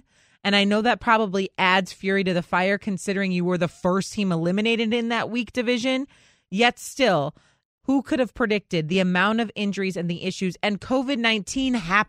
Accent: Chicago, Illinois, United States; I grew up in Chicago

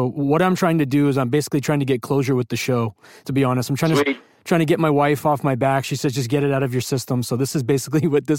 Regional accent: California, United States; I'm an Indian lawyer from California

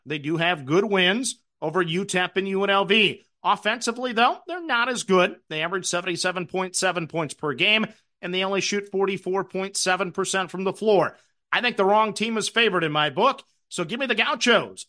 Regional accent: Minnesota, United States; So I selected my hometown team. It's the Minnesota Timberwolves

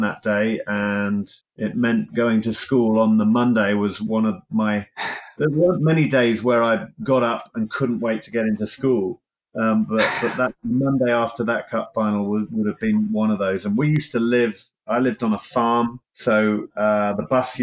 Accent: Cornwall, South West England, United Kingdom; I'm not from Liverpool or Merseyside. I'm from a county called Cornwall in the UK, which is right down the bottom of England

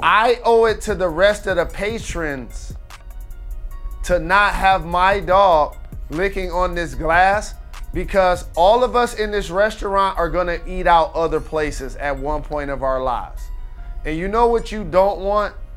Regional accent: Detroit, Michigan, United States; I'm from Detroit

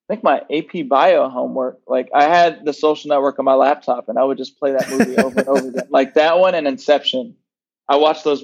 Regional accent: Nashville, Tennessee, United States; Yeah, so I grew up in Nashville, Tennessee.

